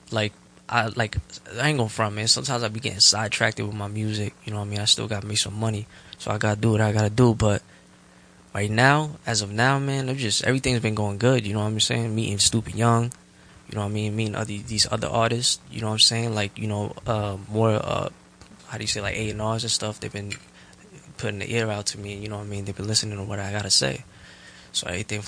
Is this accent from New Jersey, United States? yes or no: yes; Jersey City, New Jersey, United States; I grew up in Jersey City